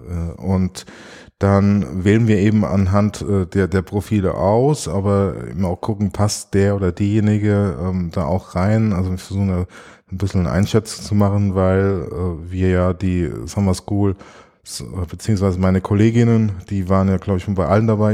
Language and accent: German; Germany; moved away; in meiner Heimat, in der Kupfalz